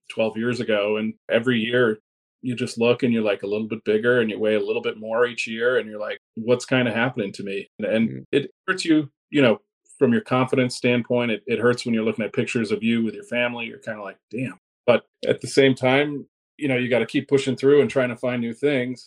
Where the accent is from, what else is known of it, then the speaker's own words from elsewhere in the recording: Connecticut, United States; born and raised in Connecticut